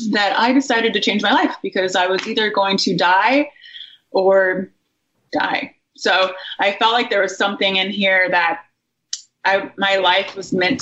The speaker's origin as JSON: {"language": "English", "region": "Indiana", "country": "United States", "tie": "born or raised there", "said": "I grew up in Indiana in a happy family"}